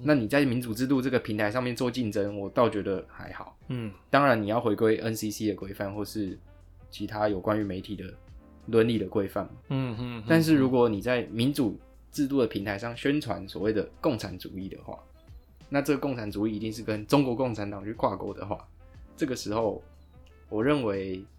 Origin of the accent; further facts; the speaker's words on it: Taiwan; 就像我可以说我是客家人啊，或是或是我是什么台湾人啊。